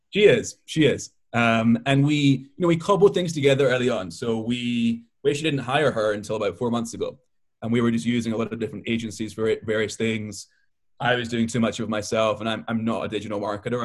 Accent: Scotland, United Kingdom; also born or lived in Israel; now in Brooklyn, United States; I live in Brooklyn. I was born in Israel and I grew up in Scotland

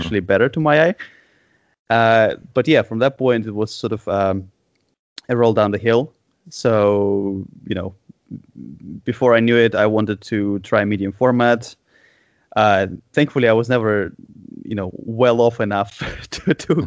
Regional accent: Moscow, Russia; growing up in Moscow in the 90s

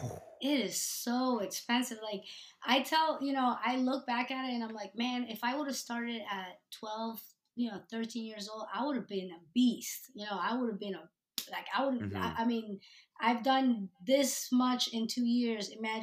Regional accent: New Jersey, United States; I know that, especially where I grew up in New Jersey, it was a sport for the rich kids.

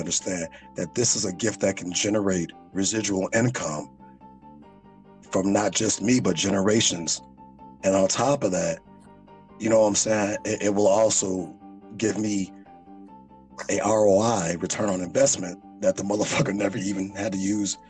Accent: Chicago, Illinois, United States; I'm a true Chicago nigga

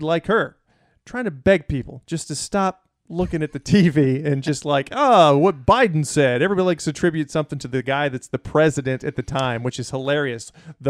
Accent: the South, United States; Right, because I'm from the South, right?

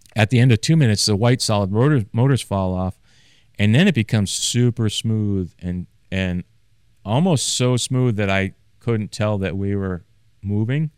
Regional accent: Maine, United States; born or raised there; moved away

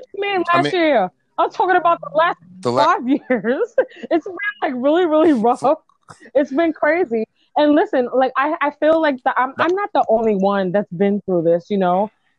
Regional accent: New York City, New York, United States; Because I'm from the Bronx, homie.

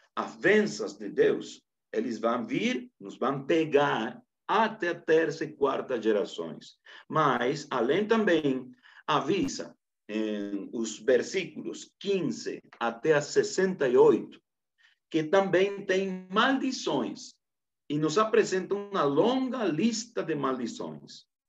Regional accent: Camiri, Santa Cruz, Bolivia; Portuguese is a second language; eu sou de Santa Cruz, Bolívia, precisamente de uma localidade chamada Camiri

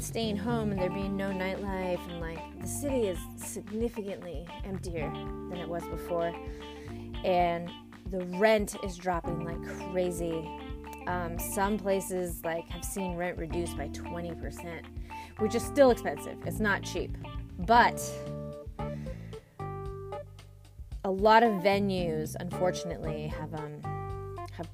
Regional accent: San Diego, California, United States; moved away as an adult; also born or lived in Santa Barbara / San Francisco; I was from San Diego, so I was a SoCal girl coming to the lovely city of San Francisco

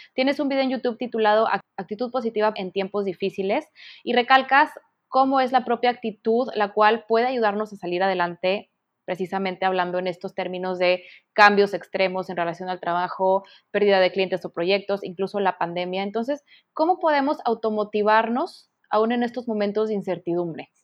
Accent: Mexico; en mi país, en México

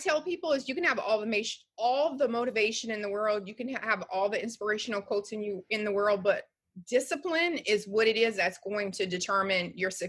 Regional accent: Louisiana, United States; I'm from Louisiana and I had a great mom and dad, but they didn't teach me anything about life.

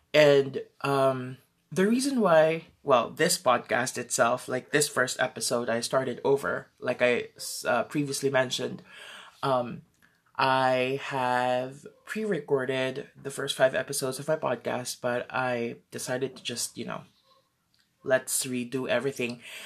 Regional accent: Philippines; I'm from the Philippines

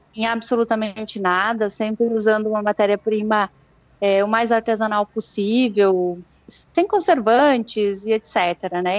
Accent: Rio Grande do Sul, Brazil; now in Campinas, Brazil; Eu sou gaúcha, né? Sou nascida em sítio

